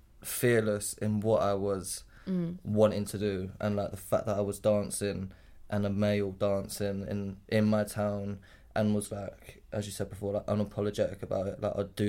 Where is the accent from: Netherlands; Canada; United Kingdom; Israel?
United Kingdom; Crawley, South East England; I grew up in a town called Crawley, which is like near Gatwick Airport.